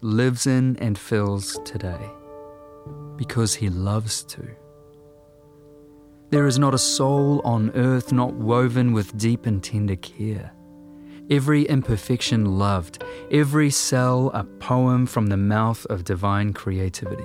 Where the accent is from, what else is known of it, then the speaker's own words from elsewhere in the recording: New Zealand; I'm a writer and a musician from Aotearoa, New Zealand.